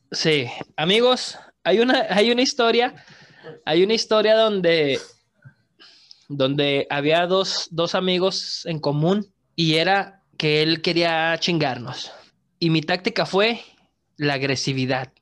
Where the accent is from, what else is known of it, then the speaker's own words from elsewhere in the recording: Veracruz, Mexico; soy de Veracruz